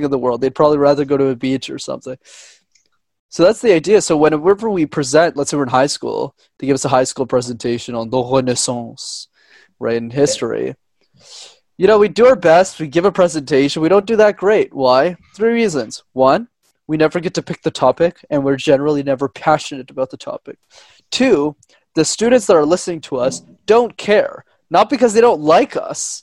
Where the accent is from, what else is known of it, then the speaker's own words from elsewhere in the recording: Montreal, Quebec, Canada; I grew up in Montreal, where I'm from